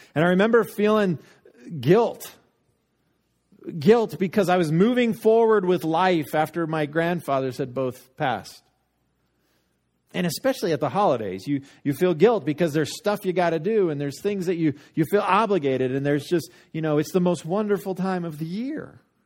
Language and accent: English; Littleton, United States; I got Littleton for mine